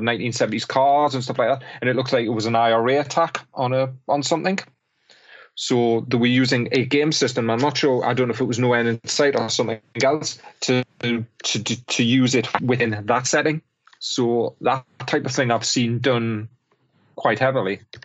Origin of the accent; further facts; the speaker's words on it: Newcastle upon Tyne, North East England, United Kingdom; I'm a Geordie